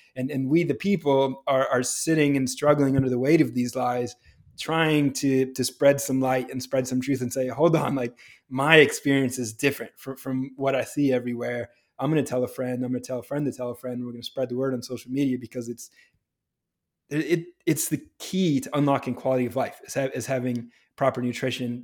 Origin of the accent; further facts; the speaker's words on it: New Hampshire, United States; I grew up in New Hampshire, where it is cold and snowy in the winter